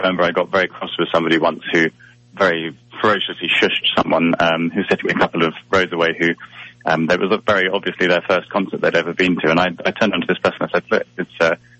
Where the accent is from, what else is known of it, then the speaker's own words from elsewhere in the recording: England, United Kingdom; So it came around because I'm English and the other three members are Scottish